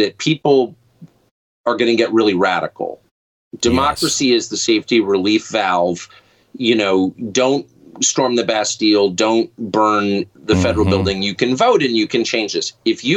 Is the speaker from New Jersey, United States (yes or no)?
no; Southern California, United States; I'm from Southern California